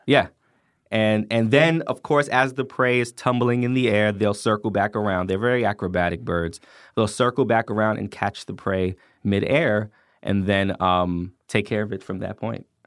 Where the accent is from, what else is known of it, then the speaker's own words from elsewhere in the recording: New York City, New York, United States; now in Atlanta, United States; I grew up in the Bronx, New York